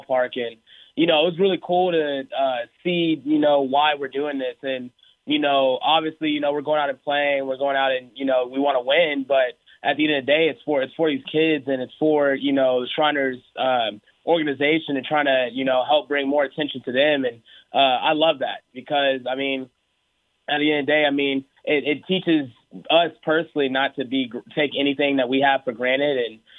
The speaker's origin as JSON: {"language": "English", "town": "Houston", "region": "Texas", "country": "United States", "tie": "born or raised there", "also_born_or_lived": "Oklahoma"}